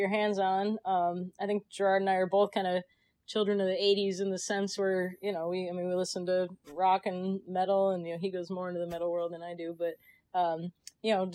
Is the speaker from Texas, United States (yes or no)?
no; Chicago, Illinois, United States; also born or lived in Connecticut / New York; now in California, United States; I was born in Chicago. Grew up around there.